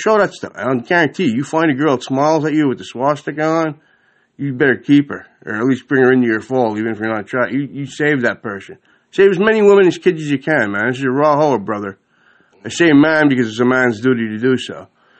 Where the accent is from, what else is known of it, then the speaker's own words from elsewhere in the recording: Ireland; my most important holiday coming up as an Irishman is Halloween